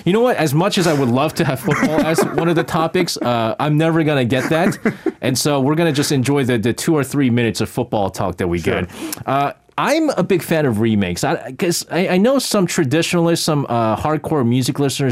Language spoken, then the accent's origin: English; New York, United States; I'm a New Yorker.